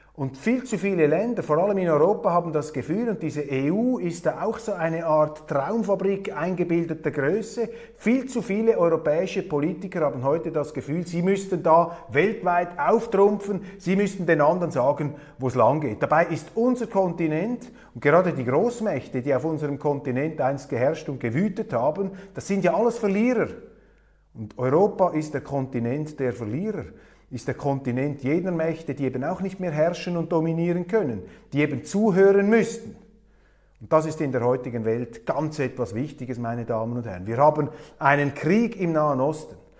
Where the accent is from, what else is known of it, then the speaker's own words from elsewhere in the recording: Switzerland; als Schweizer